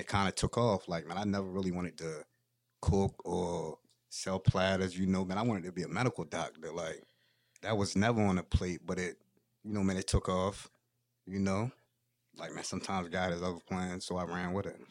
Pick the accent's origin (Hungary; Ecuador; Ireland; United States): United States; Federalsburg, Maryland; I'm from Fedelsburg, Maryland